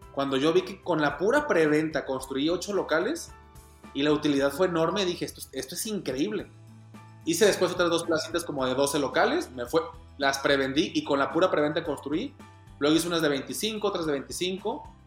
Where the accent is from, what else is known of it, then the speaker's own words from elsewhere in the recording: Guadalajara, Jalisco, Mexico; Soy de Guadalajara, Jalisco, en México